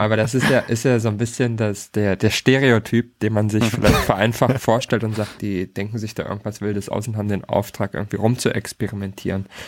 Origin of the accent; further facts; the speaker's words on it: Hamburg, Germany; als Hamburger